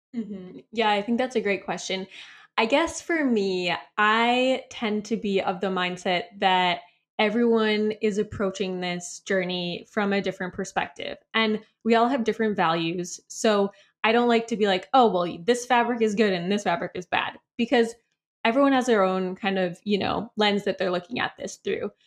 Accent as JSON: {"language": "English", "region": "Midwest", "country": "United States", "also_born_or_lived": "San Diego", "moved": "yes", "said": "we're both from the Midwest"}